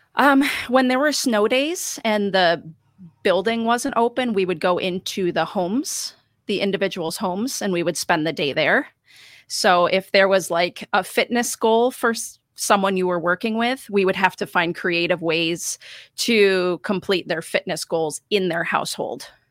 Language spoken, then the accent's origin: English; Rochester, New York, United States; also born or lived in Vermont / Montreal; I have lived in Rochester for most of my life